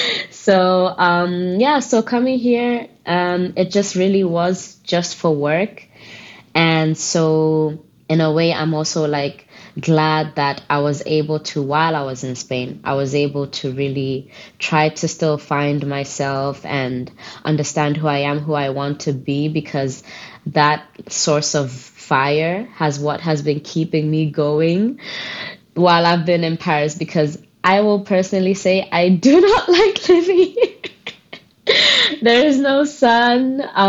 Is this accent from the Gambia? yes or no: yes; Gambia; also born or lived in Botswana; I grew up in the Gambia, and when I was younger, because of my mom's work, I was born in Botswana, but we moved to the Gambia, the smiling coast of Africa, they used to call it.